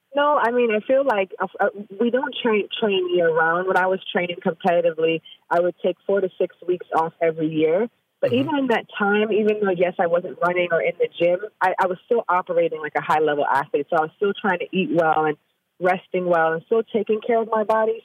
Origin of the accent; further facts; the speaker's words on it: Jamaica; now in Austin, United States; I'm from Jamaica